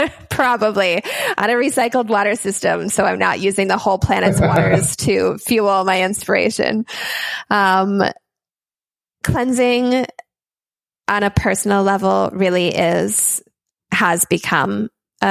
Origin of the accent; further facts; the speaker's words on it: Minnesota, United States; moved away; my home state of Minnesota